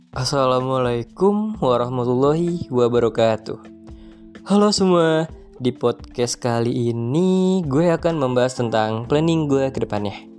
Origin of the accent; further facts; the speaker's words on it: Lampung, Indonesia; Gue lahir dari kota kecil dengan segala kenangannya. Yang orang sering bilang kota gue itu kota begal. Yaps, Lampung